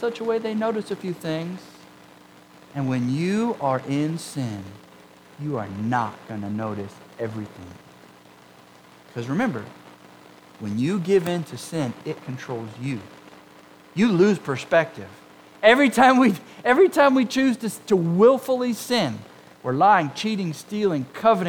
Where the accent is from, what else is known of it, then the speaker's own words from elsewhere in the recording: Huntington Beach, California, United States; I grew up in Southern California, Huntington Beach, Orange County, close to the ocean